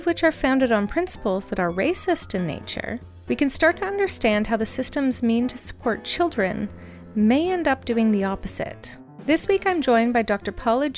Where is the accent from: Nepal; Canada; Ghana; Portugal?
Canada; I say that as a Canadian